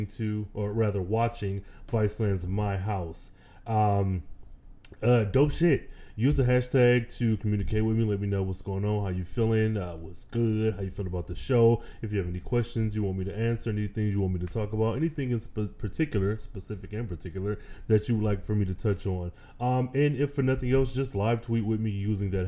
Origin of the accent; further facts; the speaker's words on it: Michigan, United States; now in Texas, United States; I am originally from the Midwest, though I do reside in the dirty in Texas. I hail from the Midwest, Michigan specifically